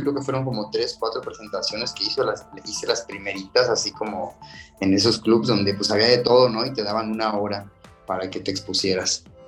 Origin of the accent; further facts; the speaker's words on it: Tuxpan, Veracruz, Mexico; now in Playa del Carmen, Mexico; Yo soy originario de Tuxpan, Veracruz, sí, del norte